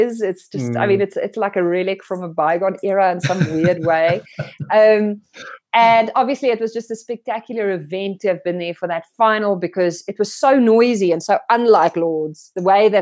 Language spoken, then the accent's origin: English; South Africa; first language Afrikaans; English is a second language; also born or lived in Bloemfontein, South Africa; as a South African